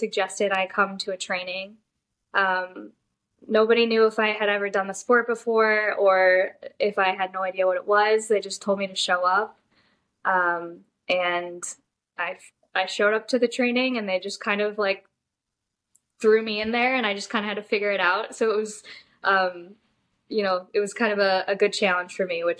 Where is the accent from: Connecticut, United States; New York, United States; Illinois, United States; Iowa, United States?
Illinois, United States; Chicago; I'm from Chicago